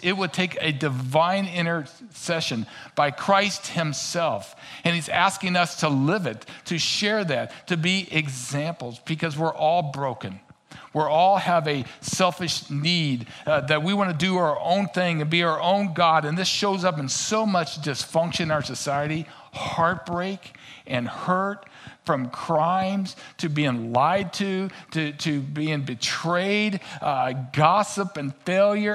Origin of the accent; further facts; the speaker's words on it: Kansas City, Missouri, United States; accent: twang; also born or lived in Albuquerque, New Mexico; now in Minnesota, United States; I'm originally from Kansas City